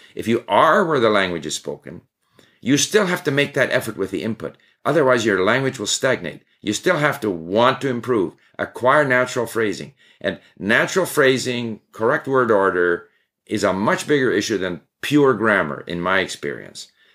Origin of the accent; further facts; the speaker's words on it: Montreal, Quebec, Canada; also born or lived in Sweden; I was actually born in Sweden, and at the age of five, my family moved to Canada. So I promptly forgot my Swedish and only spoke English. We spoke English at home. But, and I grew up in Montreal